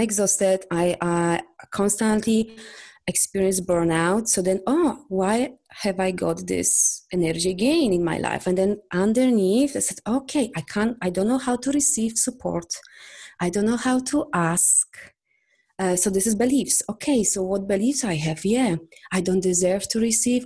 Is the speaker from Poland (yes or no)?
yes; Poland; English is a second language; I'm from Poland.